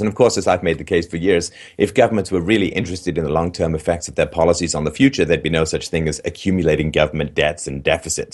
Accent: England, United Kingdom; I grew up in England

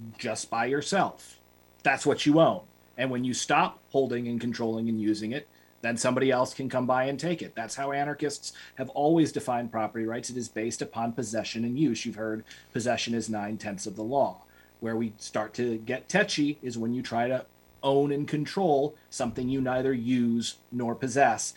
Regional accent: New York City, New York, United States; I'm from Manhattan

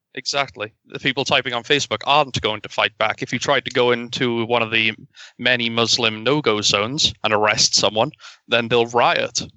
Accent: United Kingdom; being a British citizen

